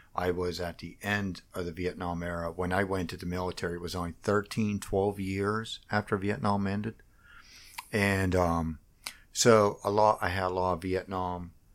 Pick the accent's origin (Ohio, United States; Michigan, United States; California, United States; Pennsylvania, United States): Pennsylvania, United States; Washington; moved away as an adult; I grew up in Washington, P A, uh, just outside of Washington